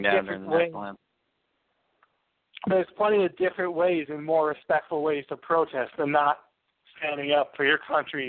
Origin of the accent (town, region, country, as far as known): United States